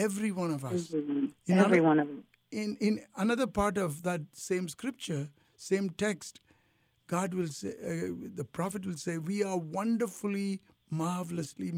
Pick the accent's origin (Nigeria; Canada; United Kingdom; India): India; moved away; growing up in India where there was only hot and hotter and hottest